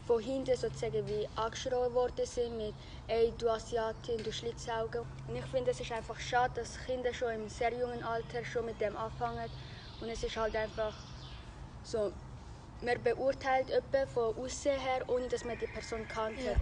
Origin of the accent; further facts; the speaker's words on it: Vietnam; now in Switzerland; gehe in Spreitenbach in die zweite Bezirksschule und bin Vietnamesin.